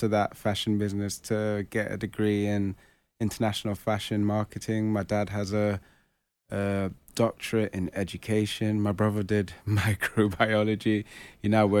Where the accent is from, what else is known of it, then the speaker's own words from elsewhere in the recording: Botswana; moved away; also born or lived in Ghana; I was actually born in Botswana